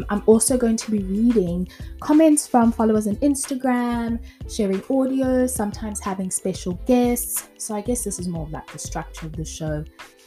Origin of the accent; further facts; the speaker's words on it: South Africa; moved away as an adult; also born or lived in France / Grahamstown, South Africa; born in South Africa, raised in South Africa, and when I was 23, I moved from South Africa to France to start a whole new life